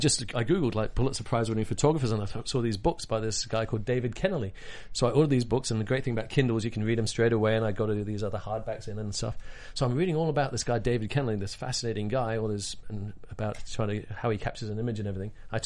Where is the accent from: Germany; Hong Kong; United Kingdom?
Hong Kong; I grew up in Hong Kong as a kid, so I speak Cantonese, which is the craziest thing.